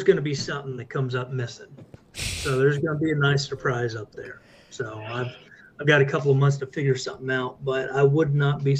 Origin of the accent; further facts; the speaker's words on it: Texas, United States; me, being a Texan